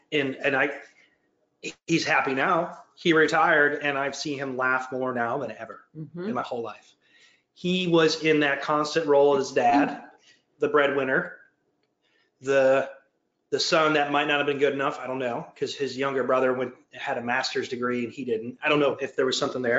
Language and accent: English; Detroit, Michigan, United States; moved away as an adult; now in Georgia, United States; I'm from like born and raised in Detroit, but I've lived here for 22 years